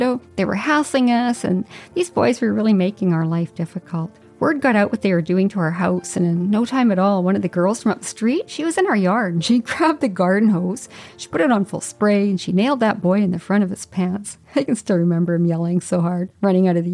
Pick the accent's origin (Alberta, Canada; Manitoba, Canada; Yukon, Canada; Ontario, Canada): Yukon, Canada; Whitehorse; moved away; I grew up in the Yukon in a neighborhood with kids from all backgrounds